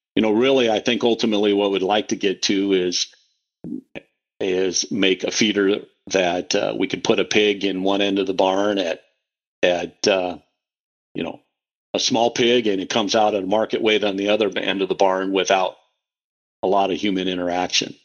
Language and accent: English; Western Iowa, United States; first language English; now in Omaha, United States; I was raised in Western Iowa